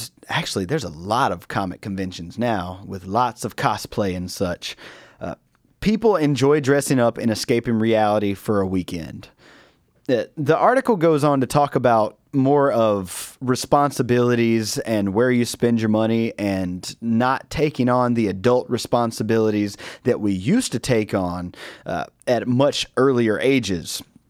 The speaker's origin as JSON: {"language": "English", "region": "the South", "country": "United States", "said": "I don't know if it's regional because I'm from the South or if it's pretty universal."}